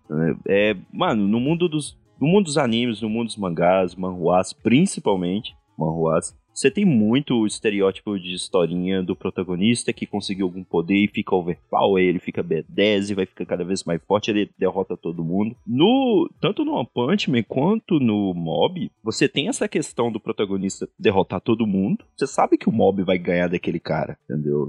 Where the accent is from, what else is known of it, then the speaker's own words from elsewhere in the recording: Brazil; a gente é brasileiro